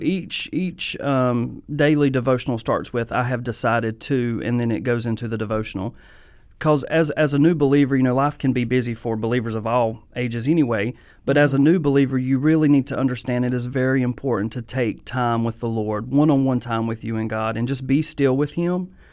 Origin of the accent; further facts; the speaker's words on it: Mount Airy, North Carolina, United States; I'm from Mount Airy